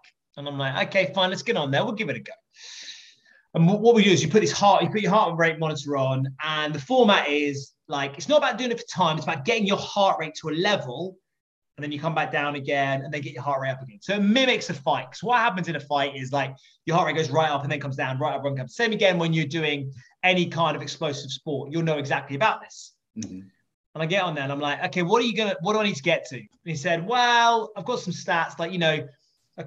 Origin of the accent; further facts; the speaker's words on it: England, United Kingdom; I'm English